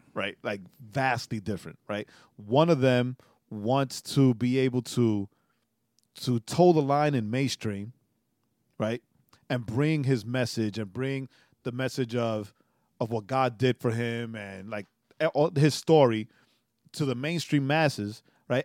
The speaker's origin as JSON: {"language": "English", "region": "New York", "country": "United States", "said": "as a New Yorker"}